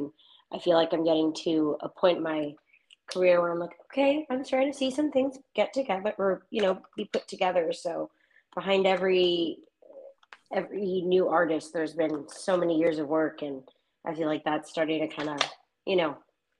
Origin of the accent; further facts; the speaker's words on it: California, United States; also born or lived in Burbank, California / Northern Virginia; now in Nashville, United States; I'm a country singer-songwriter here in Nashville, Tennessee. I'm originally from California. I am Latin American, Mexican American, to be more specific.